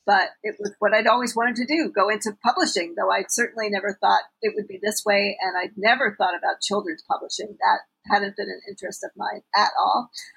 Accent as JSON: {"language": "English", "town": "New York City", "region": "New York", "country": "United States", "tie": "born or raised there", "said": "I grew up in New York City"}